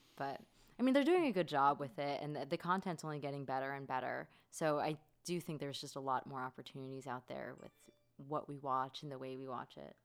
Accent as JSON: {"language": "English", "region": "Florida", "country": "United States", "tie": "born or raised there", "said": "I grew up in Florida"}